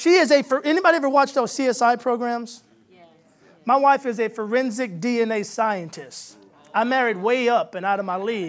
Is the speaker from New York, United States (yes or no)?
no; San Antonio, Texas, United States; now in Nashville, United States; I'm originally from San Antonio, Texas. So I'm a Texan. I've been living in Nashville for about 11 years, but Texas is my home.